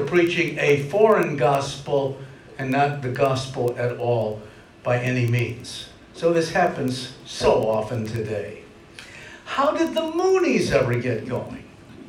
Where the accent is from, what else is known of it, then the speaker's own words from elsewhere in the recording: Missouri, United States; I mean, I'm from Missouri. I don't mean the Senate. I mean the license plate slogan, show me, the show me state.